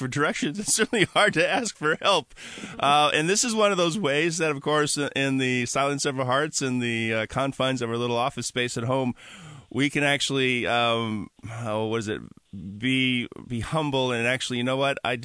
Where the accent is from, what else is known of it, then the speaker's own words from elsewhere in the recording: Washington, United States; my home state here of Washington